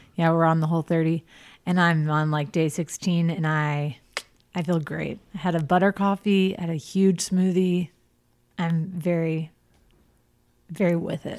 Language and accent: English; the South, United States; growing up in the South